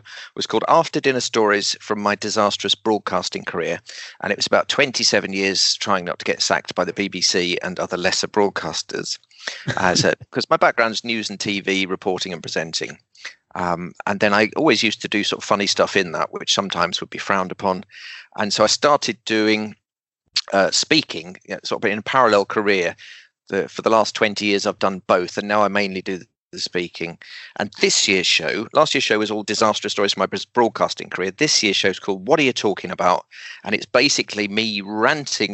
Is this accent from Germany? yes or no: no; London, United Kingdom; also born or lived in Bradford; went to a comprehensive in East London